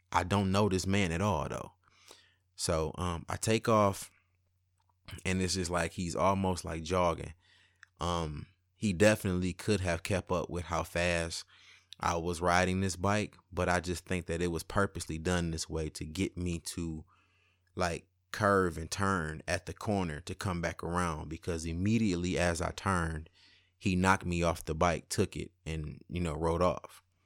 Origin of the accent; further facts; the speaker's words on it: Highland Park, Michigan, United States; also born or lived in Detroit; I was born in Detroit, but my childhood years were spent in Highland Park, where my great-grandparents lived.